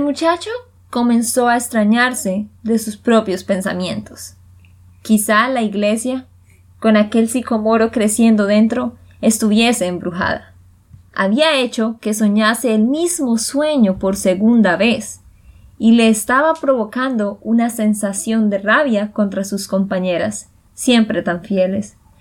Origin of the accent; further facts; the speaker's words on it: Santander, Colombia; de Santander, Colombia